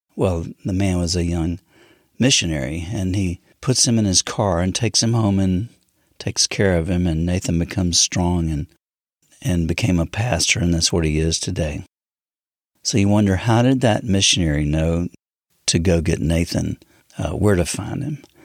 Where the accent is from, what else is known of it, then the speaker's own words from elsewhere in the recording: United States; I'm not African, I'm a, I'm American